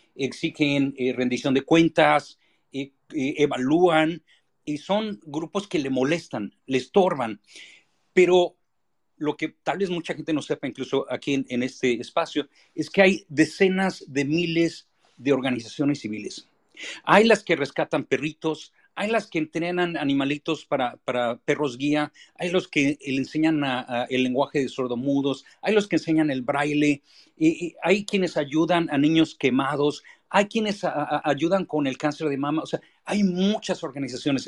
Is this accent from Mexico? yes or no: yes; Mexico; somos capaces los mexicanos